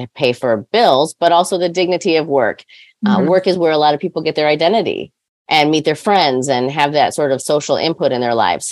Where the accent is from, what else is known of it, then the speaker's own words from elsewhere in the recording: Detroit, Michigan, United States; now in Grand Haven, United States; I live in Grand Haven. I'm originally from Detroit